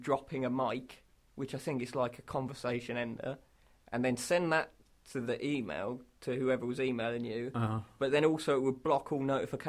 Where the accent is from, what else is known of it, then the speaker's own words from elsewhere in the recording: Leighton Buzzard, East of England, United Kingdom; We're from Leighton Buzzard, by the way.